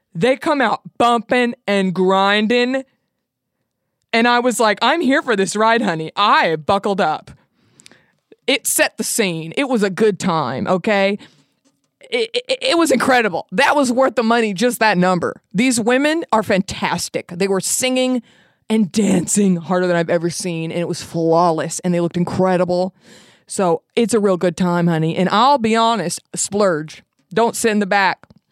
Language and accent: English; Texas, United States; growing up in Texas